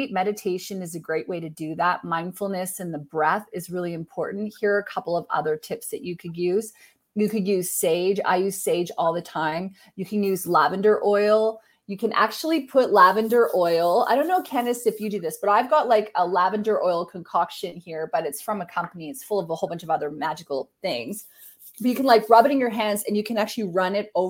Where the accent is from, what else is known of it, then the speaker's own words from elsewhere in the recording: Canada; I'm Canadian.